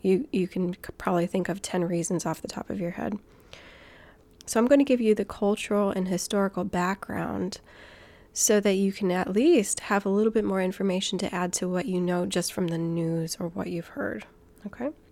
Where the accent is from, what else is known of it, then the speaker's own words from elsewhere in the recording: Guam; I grew up on Guam. My dad is from New Zealand, and I'm American.